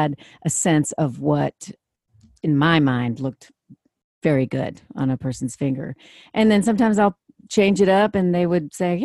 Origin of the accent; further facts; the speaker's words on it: Washington, District of Columbia, United States; I grew up in Washington, D.C.